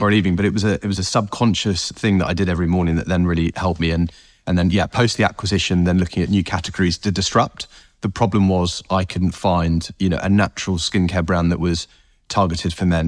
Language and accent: English; North Herefordshire, West Midlands, United Kingdom; I grew up in North Herefordshire